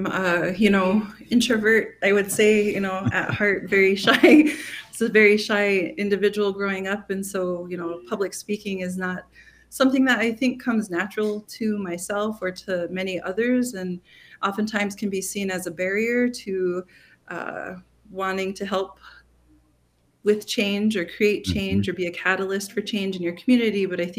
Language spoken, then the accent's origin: English; Mandaree, North Dakota, United States; I'm from Mandaree, North Dakota, which is located in western North Dakota on the Fort Berthold Indian Reservation.